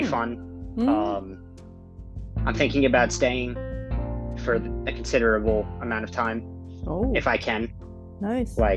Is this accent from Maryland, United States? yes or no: no; Long Island, New York, United States; moved away as an adult; now in Japan; the place I live is I'm from I'm from Long Island, so it's like hmm. you have you know strip malls and you have houses, and that's basically it.